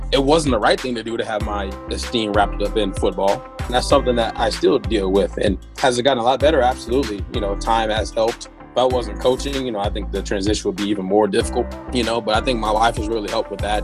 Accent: Chesterfield, Missouri, United States; moved away as an adult; also born or lived in Winston-Salem, North Carolina; settled in, in Missouri when I was five years old, and went to all my school in, in Missouri. So that's where you know I'll say I'm from

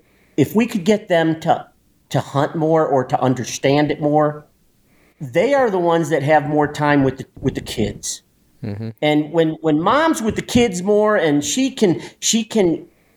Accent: Chicago, Illinois, United States; moved away as an adult; I'm an Italian from Chicago.

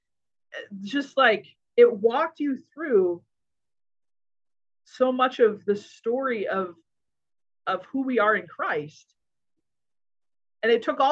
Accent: United States; also born or lived in Hungary; I'm an American who doesn't speak Hungarian

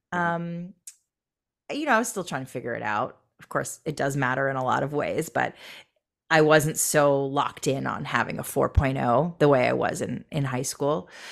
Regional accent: Michigan, United States; also born or lived in Boston / New York / Seattle / Los Angeles; now in Long Beach, United States; I grew up in Michigan.

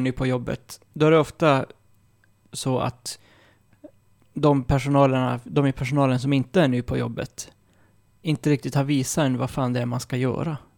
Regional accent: Malmberget, Norrbotten County, Sweden; där jag kommer ifrån, Malmberget

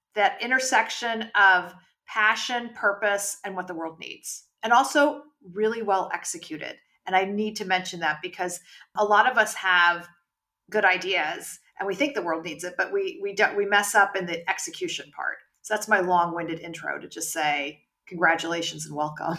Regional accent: California, United States; now in New York, United States; I grew up in California

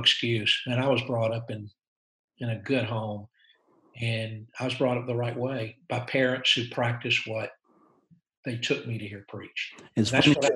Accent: United States; I'm an American missionary

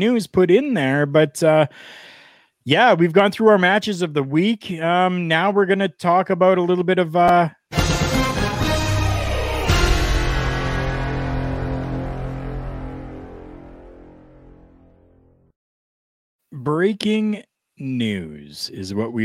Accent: Canada; we're Canadian

